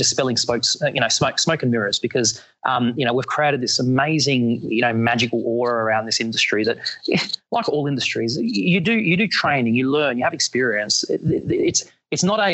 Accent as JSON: {"language": "English", "country": "Australia", "said": "as an Australian in New Orleans"}